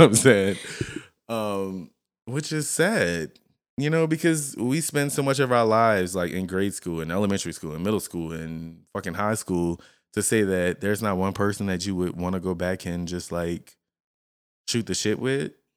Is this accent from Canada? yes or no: no; Lafayette, Louisiana, United States; moved away; we come from, and Lafayette is a very r, country place.